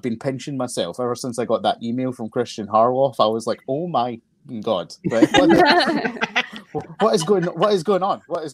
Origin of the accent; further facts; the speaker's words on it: Glasgow, Scotland, United Kingdom; I am from Glasgow in Scotland.